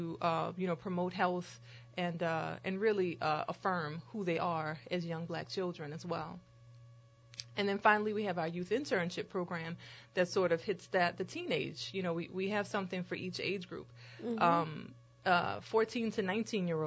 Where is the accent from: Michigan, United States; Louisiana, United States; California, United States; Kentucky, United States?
Louisiana, United States; New Orleans; I grew up between the Lower Nine and New Orleans East.